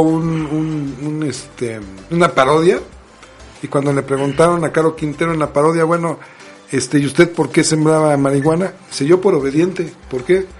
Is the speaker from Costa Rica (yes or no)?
no; Mexico; como buenos mexicanos